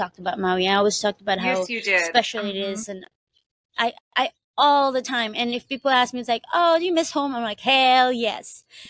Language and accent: English; Philippines; now in Hawaii, United States; I was born in the Philippines, and I grew up in a farm